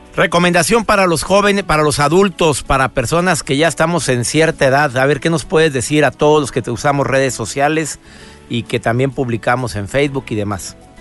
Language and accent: Spanish; Mexico; mi país, en México